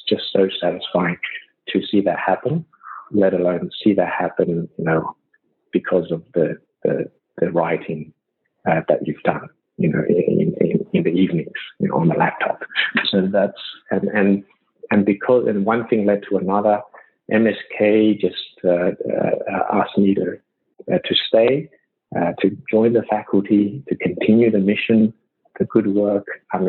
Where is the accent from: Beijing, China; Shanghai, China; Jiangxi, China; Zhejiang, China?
Shanghai, China; born there; also born or lived in Australia; because of my background coming from Australia, I was born in China, in Shanghai, I speak the language. So as a Chinese Australian